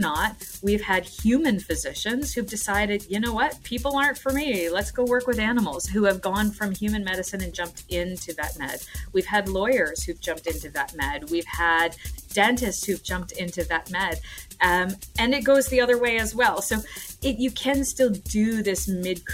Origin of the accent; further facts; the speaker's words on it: Nova Scotia, Canada; moved away as an adult; also born or lived in Ontario; I grew up in Nova Scotia